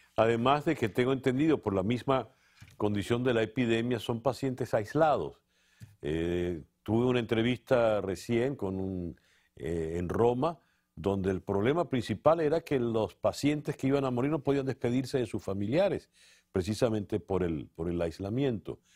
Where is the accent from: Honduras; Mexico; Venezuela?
Venezuela; nosotros, los venezolanos